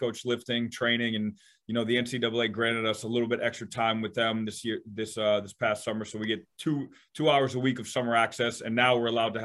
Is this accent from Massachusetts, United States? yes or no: yes; Bellingham, Massachusetts, United States; also born or lived in Canada; I'm from Massachusetts